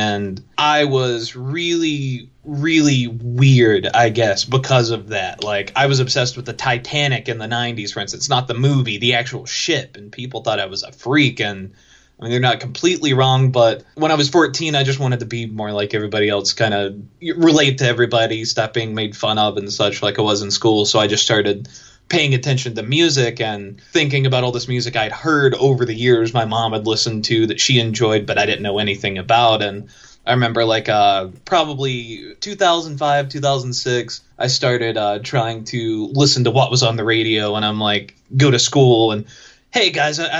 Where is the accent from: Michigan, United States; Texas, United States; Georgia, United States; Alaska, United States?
Georgia, United States; Chatsworth; I grew up in Chatsworth, Georgia.